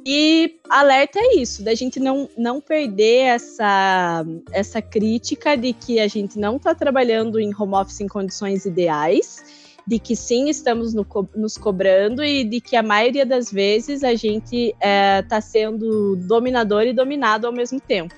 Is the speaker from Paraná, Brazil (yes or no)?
yes; interior of Paraná, Brazil; eu sou do interior do Paraná